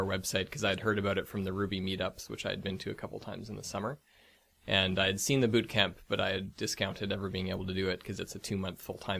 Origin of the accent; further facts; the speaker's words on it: Victoria, British Columbia, Canada; now in Vancouver, Canada; I'm from Victoria, BC, so not too much of a hop away from here.